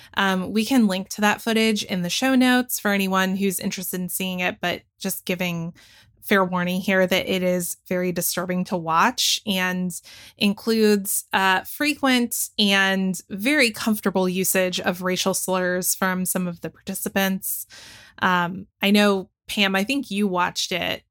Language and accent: English; the South, United States; also born or lived in Forsyth County, Georgia; I grew up in the South. I've spent the vast majority of my life in the South